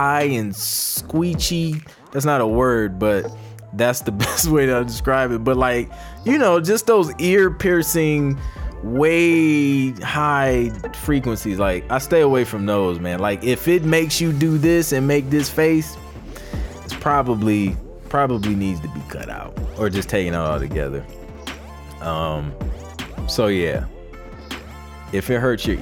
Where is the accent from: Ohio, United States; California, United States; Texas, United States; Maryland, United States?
Ohio, United States; Toledo; moved away as an adult; also born or lived in Columbus, Ohio; now in Atlanta, United States; I'm from Toledo, Ohio, born and raised